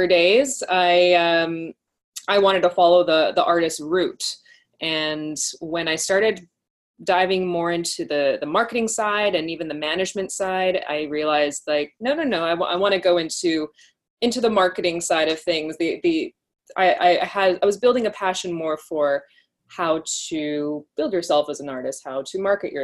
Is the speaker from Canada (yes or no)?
yes; Canada; also born or lived in United Kingdom; I'm from Canada originally, came back to Toronto